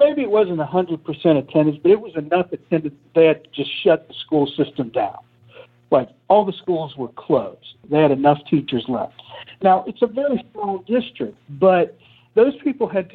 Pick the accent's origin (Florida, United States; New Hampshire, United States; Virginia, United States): Virginia, United States; Southside; now in Richmond area, United States; I'm not from the Richmond area. I'm from Southside Virginia, like more rural area.